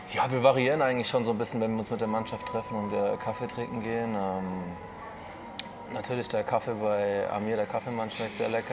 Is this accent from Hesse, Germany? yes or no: yes; Offenbach, Hesse, Germany; now in Erlangen, Germany; ich bin ja. äh, geboren in Offenbach